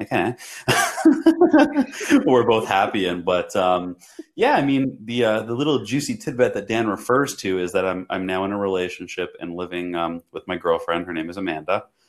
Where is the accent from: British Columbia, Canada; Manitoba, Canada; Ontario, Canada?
Ontario, Canada; Toronto; now in United States; I'm from Toronto, Canada originally.